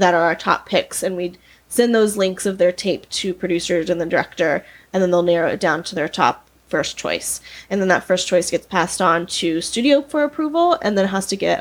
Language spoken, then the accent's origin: English; Georgia, United States; moved away as an adult; now in Los Angeles, United States; So I'm originally from Georgia